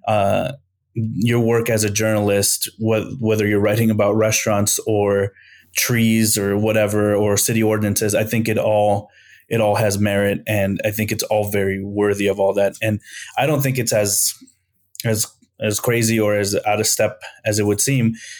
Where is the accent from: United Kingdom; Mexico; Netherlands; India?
Mexico; San Luis Potosí; I'm from Mexico, I'm from San Luis Potosí, Mexico